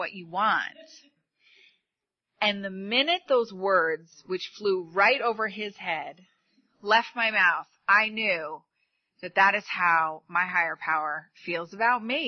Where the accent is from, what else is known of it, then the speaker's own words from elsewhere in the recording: New York, United States; moved away; I'm from New York.